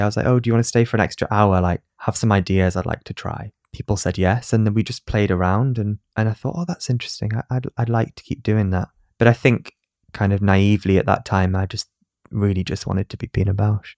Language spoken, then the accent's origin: English; Newcastle upon Tyne, North East England, United Kingdom; accent: northern; I was from Newcastle and I had a, an accent